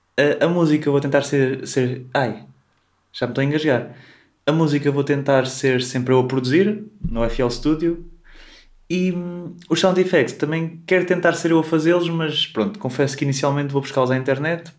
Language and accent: Portuguese; Coimbra, Centro, Portugal; Eu sou aqui de Coimbra